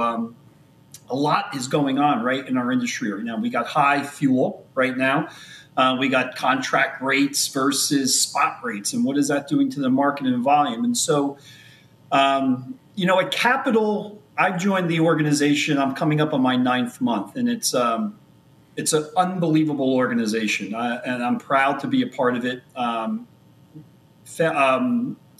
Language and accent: English; New Jersey, United States; I am from born and raised in New Jersey. Sitting here in Scotch Plains, New Jersey